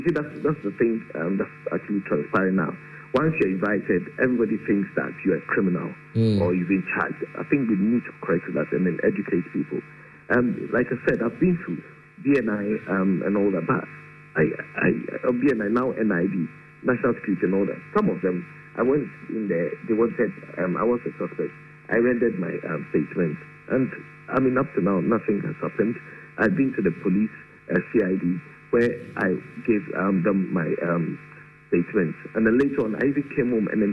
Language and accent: English; Ghana; as a Ghanaian